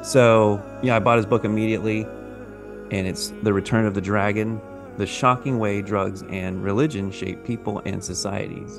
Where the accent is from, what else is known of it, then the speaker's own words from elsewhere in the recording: the South, United States; I grew up Baptist in the South